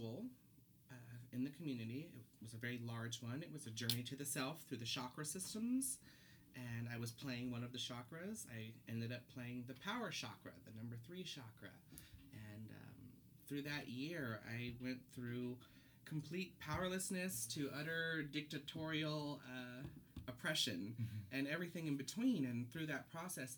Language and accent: English; Oakland, California, United States; moved away as an adult; now in Portland, United States; So I'm from Oakland, California, originally